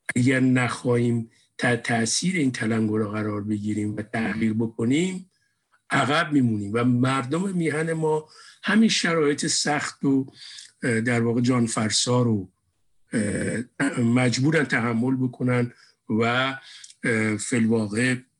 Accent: Iran; moved away as an adult; ماها بچه های اون مملکتیم بچه های اون جامعه اون جامعه بزرگ شدیم

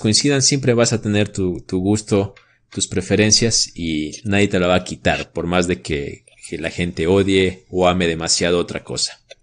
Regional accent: Ecuador; como ecuatorianos

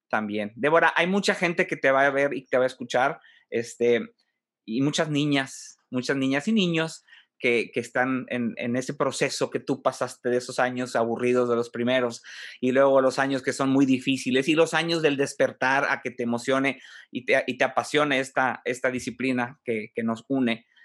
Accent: Monterrey, Nuevo León, Mexico; nos está dando mucho más de qué estar orgullosos, este, como mm, regiomontanos, como mexicanos

